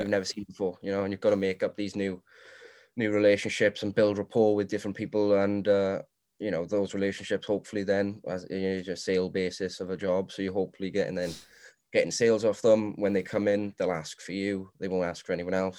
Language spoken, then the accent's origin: English; Swansea, Wales, United Kingdom; I am from Morriston, Swansea.